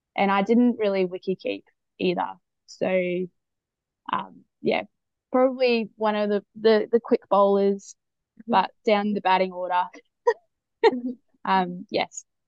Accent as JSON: {"language": "English", "town": "Newcastle", "region": "New South Wales", "country": "Australia", "tie": "born or raised there", "said": "growing up in Newcastle and and playing sport at school."}